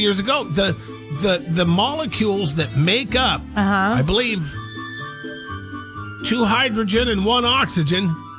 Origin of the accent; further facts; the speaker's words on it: Seattle, Washington, United States; born there; Well, I was born in Seattle, and so the Seahawks have always had a place in my heart.